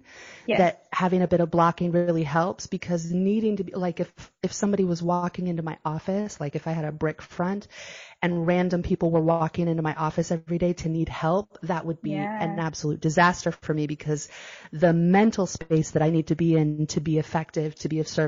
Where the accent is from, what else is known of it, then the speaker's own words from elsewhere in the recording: San Diego, California, United States; moved away as an adult; now in Bocas del Toro, Panama; I'm from San Diego